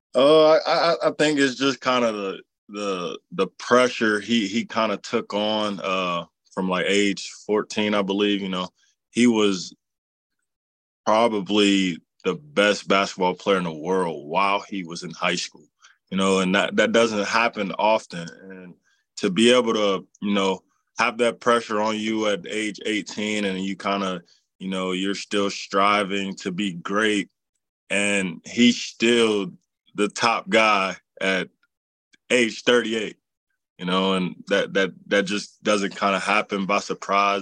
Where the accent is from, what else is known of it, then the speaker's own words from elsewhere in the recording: Cincinnati, Ohio, United States; playing for my hometown